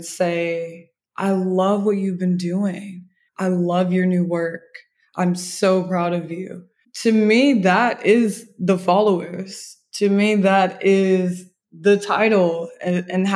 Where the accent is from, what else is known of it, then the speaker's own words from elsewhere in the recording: Indianapolis, Indiana, United States; also born or lived in Chicago, Illinois; I was raised in Indianapolis, Indiana. I was born in Chicago